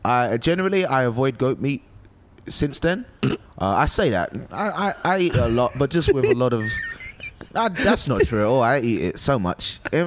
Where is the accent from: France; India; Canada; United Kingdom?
United Kingdom; also born or lived in Nigeria; I'm British and Nigerian.